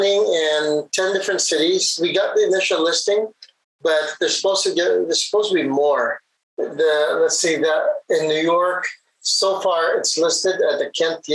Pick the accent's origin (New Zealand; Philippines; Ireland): Philippines; Visayas; moved away as an adult; now in Taiwan; my hometown, in Visayas and in the central regions